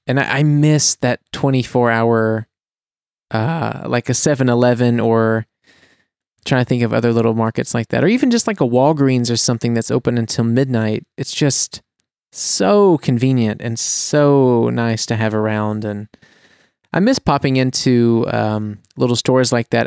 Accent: United States; now in Germany; as an American

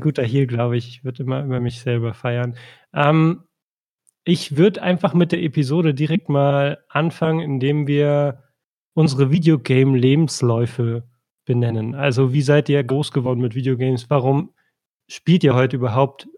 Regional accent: East Germany, Germany; ich bin im Osten aufgewachsen

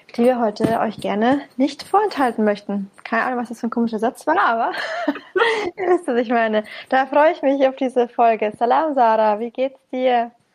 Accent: Bamberg, Bavaria, Germany; komme aus dem gebürtigen Frankenland, im schönen, wunderschönen Bamberg

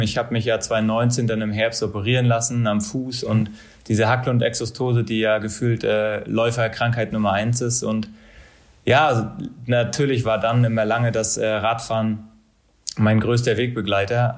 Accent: Mecklenburg-Vorpommern, Germany; moved away as an adult; also born or lived in Bochum; auch wenn ich meine Heimat und auch mein Leben nach dem Sport in Mecklenburg sehe

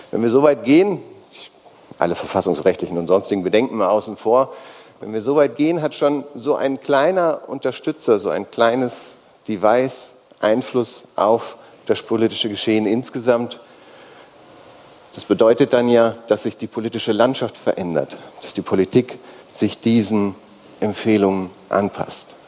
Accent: North Rhine-Westphalia, Germany; born there; Ich bin gebürtiger Nordrhein-Westfale und im Moment auch gemeldet in Nordrhein-Westfalen.

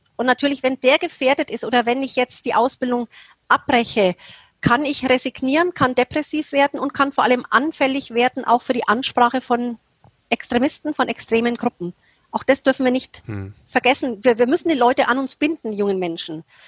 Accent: Germany; Als Deutsche

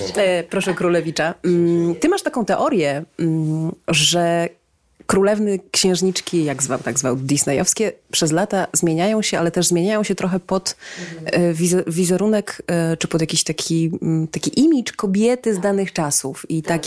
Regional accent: Cieszyn, Silesian Voivodeship, Poland; w Cieszynie, skąd jestem

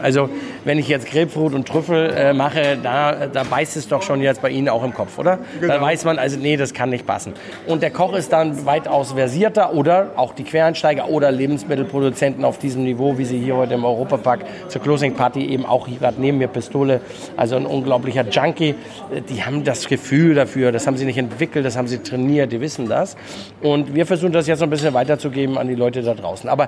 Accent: Germany; now in Austria; ich als Deutscher, der 20 Jahre in Österreich lebt, äh, liebt die Würste in Österreich.

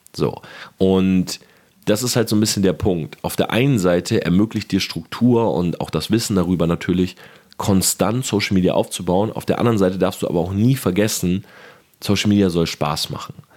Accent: Delmenhorst, Lower Saxony, Germany; moved away; also born or lived in Oldenburg; Ich komme selber ja aus Delmenhorst. Ich habe in Oldenburg studiert

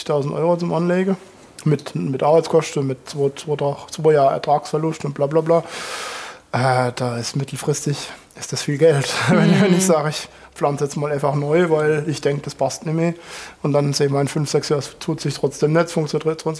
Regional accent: Rhineland-Palatinate, Germany; da kaufe ich lieber was weiterhin aus Frankreich, als dass ich mir die Mühe gebe und, und pflanze Syrah bei uns in der Pfalz.

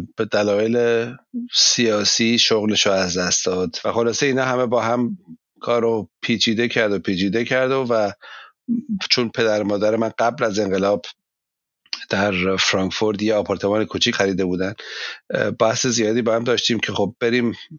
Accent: Iran; now in Germany; من ایرانی هستم

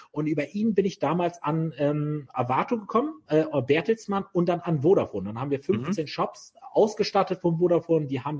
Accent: Bremen, Germany; Ich bin, ich bin, ich bin Bremer Bub, also ich bin in, in, im Vorort von Bremen richtig idyllisch Ich war hier aufgewachsen.

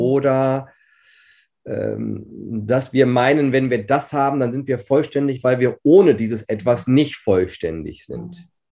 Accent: Herford, North Rhine-Westphalia, Germany; ich bin 40 Jahre, ich äh, bin gebürtiger Herforder, also mhm. Ostwestfalen-Lippe

